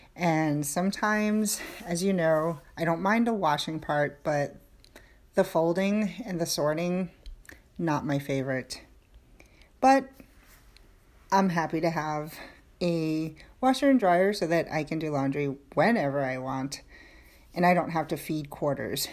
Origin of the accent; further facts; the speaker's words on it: New York City, New York, United States; moved away as an adult; I was born and raised in New York